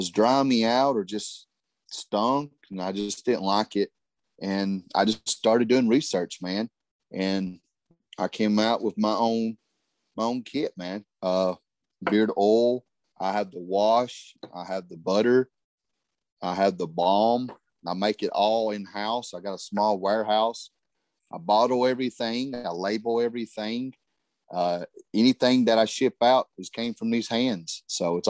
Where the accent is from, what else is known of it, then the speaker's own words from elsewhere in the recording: Harlan, Kentucky, United States; moved away as an adult; now in Dalton, United States; I live in Dalton. I am from Harlan, Kentucky.